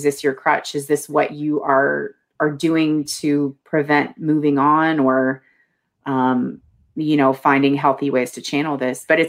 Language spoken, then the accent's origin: English; Lexington, Kentucky, United States; accent: central Kentucky; I'm from Lexington